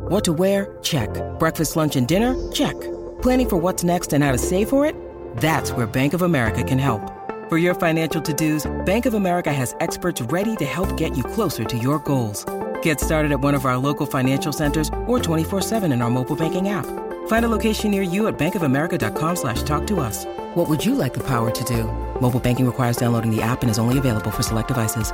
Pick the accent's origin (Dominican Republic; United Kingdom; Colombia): Dominican Republic; moved away; I do a lot of stuff there in my, in my, in my hometown